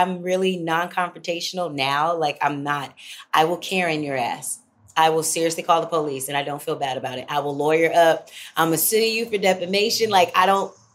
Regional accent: Moody Air Force Base, Georgia, United States; also born or lived in Los Angeles / Atlanta; I was born on Moody Air Force Base, but also Georgia, so I'm a Georgia baby

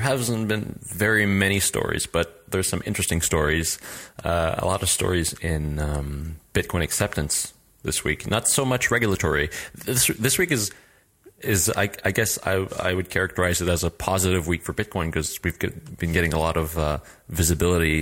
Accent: Canada; now in Lille, France; I'm a Canadian developer and user experience designer, and I'm based in Lille, France

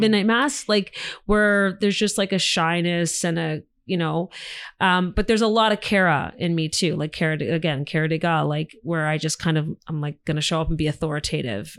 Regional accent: Canada; as Canadian actors

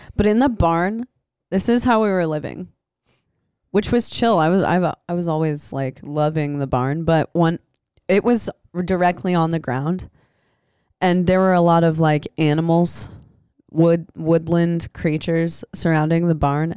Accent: Des Moines, Iowa, United States; also born or lived in Los Angeles; now in Santa Cruz, United States; I grew up in Des Moines

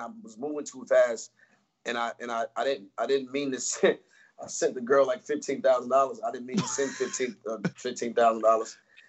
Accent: Atlanta, Georgia, United States; I'm from Atlanta.

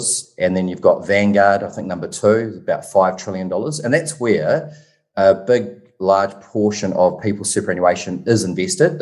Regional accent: New Zealand; accent: Kiwi; moved away as an adult; also born or lived in Currumbin Beach, Australia; now in Gold Coast, Australia; I moved to Australia 10 years ago from New Zealand, if you haven't picked up on my Kiwi accent

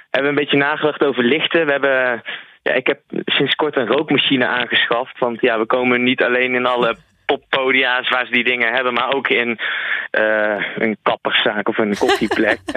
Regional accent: Nijmegen, Gelderland, Netherlands; Sowieso in Nijmegen zelf, in onze, in onze thuisstad.

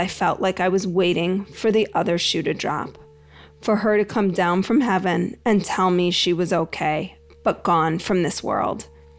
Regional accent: Greensboro, North Carolina, United States; Just the other day, I was driving in my hometown of Greensboro, North Carolina

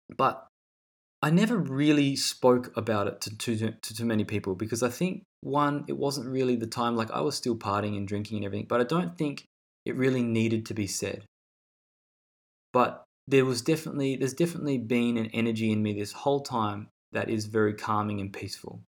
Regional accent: Australia; growing up in Australia

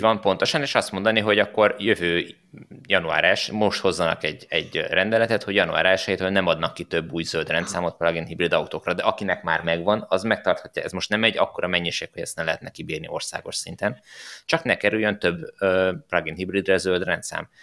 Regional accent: Hungary

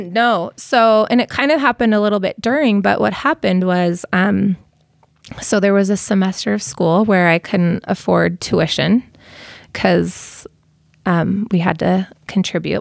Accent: Costa Mesa, California, United States; also born or lived in Inglewood; now in Utah, United States; I grew up in Costa Mesa

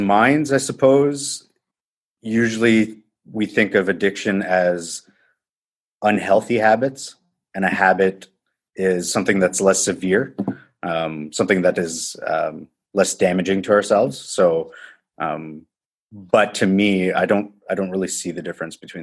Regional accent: Timmins, Ontario, Canada; moved away as an adult; also born or lived in Guelph, Ontario; I'm from a small town called Timmins, Ontario, which is about 10 hours north from where I am now.

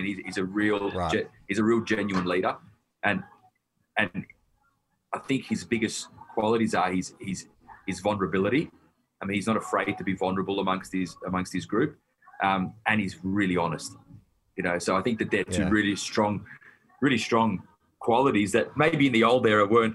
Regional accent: Melbourne, Victoria, Australia; I'm a Wog from the Western Suburbs

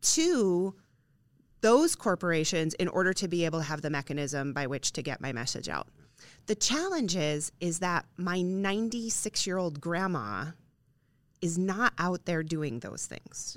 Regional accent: Midwest, United States; I'm a Midwestern girl. Um, our towns have literal squares in many of them, um, and if I was to walk down to the end of Main Street in my hometown

